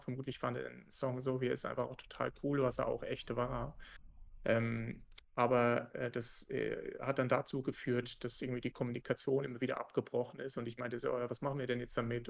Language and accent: German; Germany; als Deutscher, also als Entwickler aus Deutschland